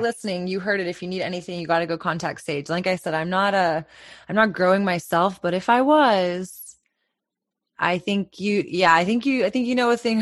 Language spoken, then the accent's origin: English; Texas, United States; as a Texan